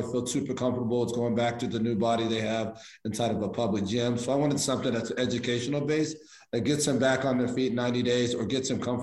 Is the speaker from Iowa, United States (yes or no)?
yes; Iowa, United States; moved away; I'm from the country. I'm from Iowa originally